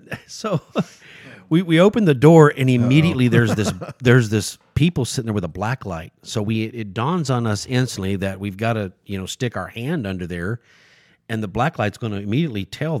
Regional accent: Australia; they're waiting in line to dance with me because I'm from Australia.

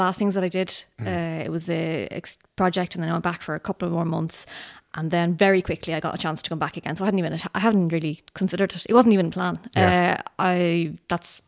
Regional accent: Dublin, Leinster, Ireland; moved away as an adult; now in Sweden; I grew up in Dublin, but I grew up in Dublin to parents who are from Cork

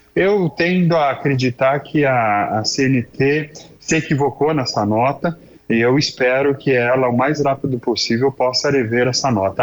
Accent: Brazil; also born or lived in Passo Fundo, Rio Grande do Sul; nós somos brasileiros

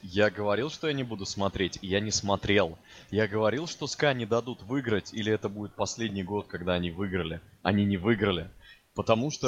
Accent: Moscow, Russia; Я как москвич

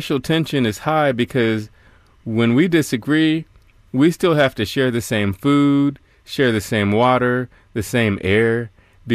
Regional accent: United States; accent: American; as soon as people hear my accent, they say, "Oh, you're American."

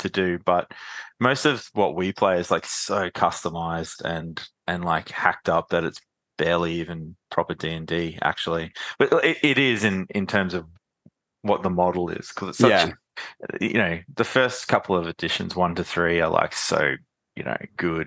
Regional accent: Brisbane, Queensland, Australia; I was from Brisbane

